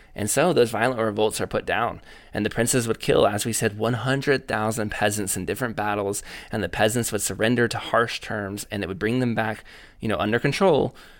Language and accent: English; United States; I came from the United States of America